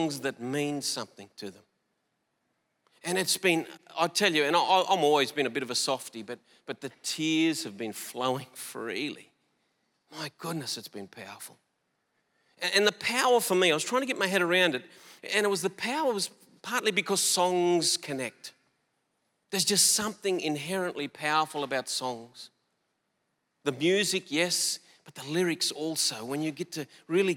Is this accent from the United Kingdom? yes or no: no; Collarenebri, New South Wales, Australia; moved away; a small town in northwestern New South Wales called Collarenebri. I grew up in that town.